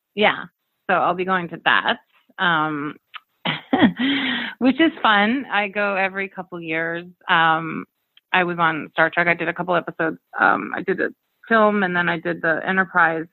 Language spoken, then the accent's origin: English; Camrose, Alberta, Canada; also born or lived in United States (born) / Arizona / New York City; now in Los Angeles, United States; I was raised in um, Alberta, Canada, in a small town called Camrose. But yeah, I've lived. I, I, I lived there for about eight years, and then I came to Arizona